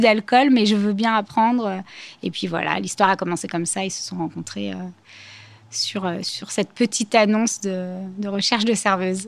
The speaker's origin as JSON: {"language": "French", "area": "Clichy, Boulogne, Aubervilliers", "region": "Île-de-France", "country": "France", "tie": "born or raised there", "said": "j'ai grandi d'abord à Clichy, Boulogne, et je suis arrivée euh, à Aubervilliers à l'âge de 13 ans"}